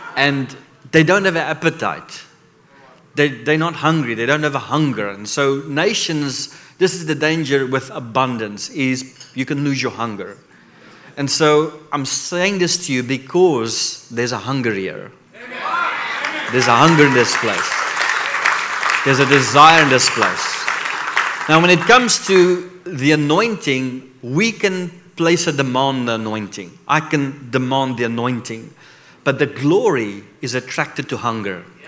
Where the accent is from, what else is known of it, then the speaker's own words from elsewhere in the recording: South Africa; I come from Africa